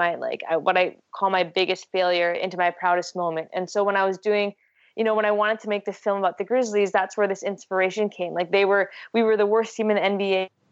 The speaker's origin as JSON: {"language": "English", "country": "Canada", "said": "I'm a Filipina, Canadian, female, Asian, athlete and filmmaker"}